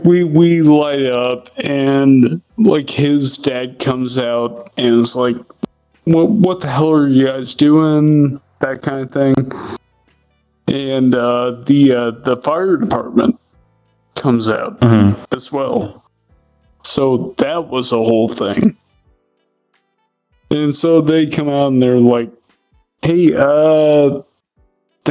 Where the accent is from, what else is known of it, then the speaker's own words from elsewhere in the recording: Ohio, United States; also born or lived in Oklahoma; I was born and raised in Ohio